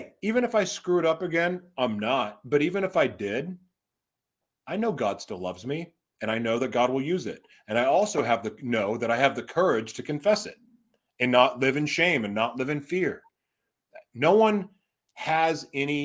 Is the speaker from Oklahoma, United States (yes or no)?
yes; Oklahoma, United States; moved away as an adult; also born or lived in Laguna, California; there's a guy that I grew up with in Oklahoma. We went to high school together